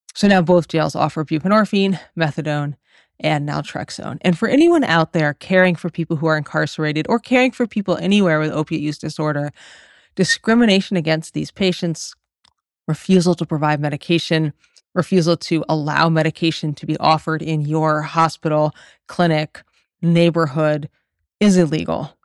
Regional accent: Massachusetts, United States; I'm from Massachusetts

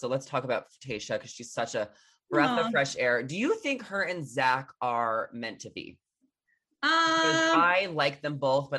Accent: New York, United States; moved away as an adult; now in California, United States; I'm from New York.

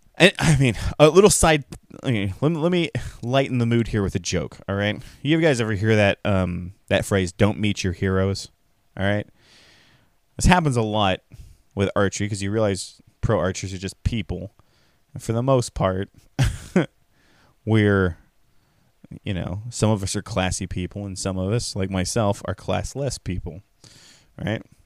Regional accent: California, United States; as a Californian

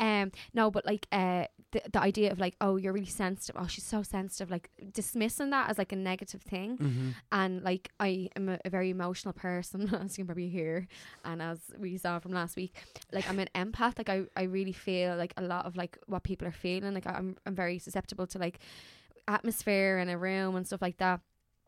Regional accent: Dublin, Leinster, Ireland; because I'm from East Wall and there'd be a lot of joyriders

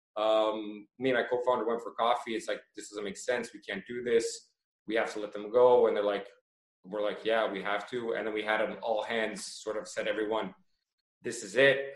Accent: Toronto, Ontario, Canada; now in Croatia; I was born in Toronto and moved to Croatia

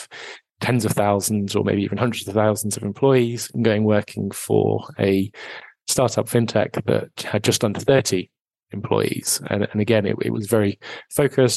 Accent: United Kingdom; moved away as an adult; now in Edinburgh, United Kingdom; I grew up just outside of London

